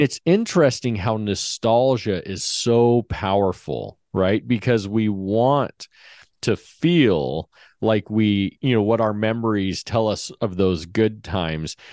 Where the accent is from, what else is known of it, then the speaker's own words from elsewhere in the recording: Henderson, Nevada, United States; We grew up in Henderson, so just a suburb of Vegas